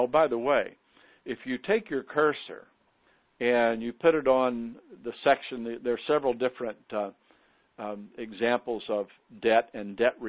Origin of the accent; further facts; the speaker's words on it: Parkersburg, West Virginia, United States; my hometown, Parkersburg, West Virginia